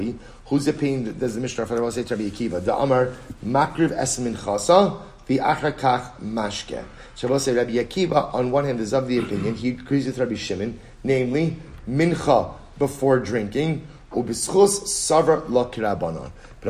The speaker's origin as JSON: {"language": "English", "town": "Baltimore", "region": "Maryland", "country": "United States", "said": "My wife's Rachel. We're both from Baltimore."}